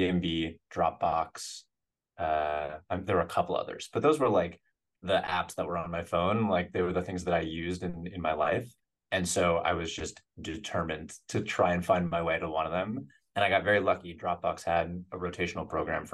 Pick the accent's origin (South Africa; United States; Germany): United States; Western Massachusetts; moved away as an adult; also born or lived in Colorado; now in San Francisco, United States; I grew up in Western Massachusetts